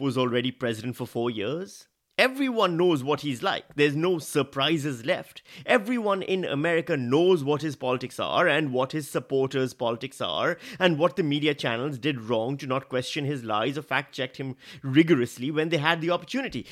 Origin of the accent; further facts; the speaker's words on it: Pakistan; moved away as an adult; now in Australia; I am Pakistani